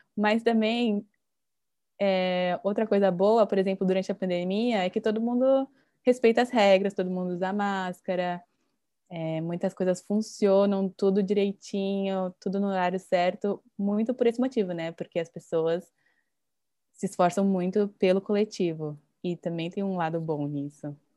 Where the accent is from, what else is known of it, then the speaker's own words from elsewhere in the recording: Brazil; moved away as an adult; now in Japan; eu me sinto diferente por ser brasileira